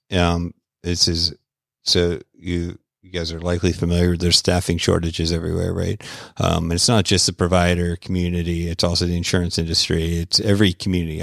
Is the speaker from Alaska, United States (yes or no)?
no; Florida, United States; I'm from Florida